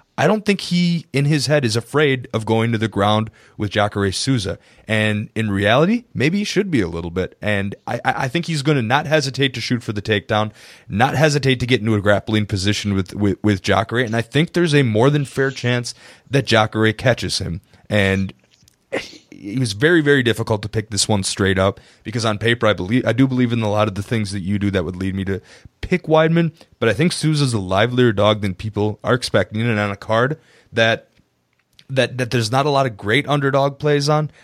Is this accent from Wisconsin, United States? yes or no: yes; Wisconsin, United States; I'm from Wisconsin